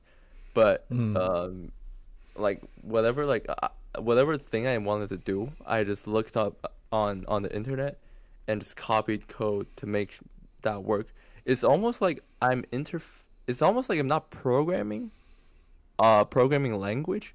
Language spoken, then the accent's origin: English; China; moved away; I was from China